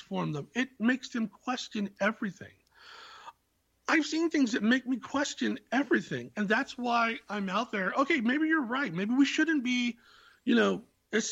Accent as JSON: {"language": "English", "area": "Silicon Valley", "region": "California", "country": "United States", "tie": "born or raised there", "said": "I was born in the Silicon Valley"}